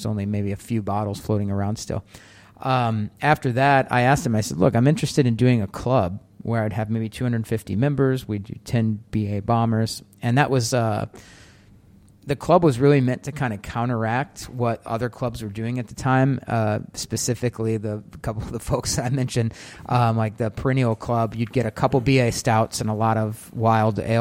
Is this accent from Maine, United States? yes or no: no; St. Louis, Missouri, United States; moved away as an adult; also born or lived in Chicago; now in Connecticut, United States; Growing up in St. Louis, Missouri, we had a lot of microbreweries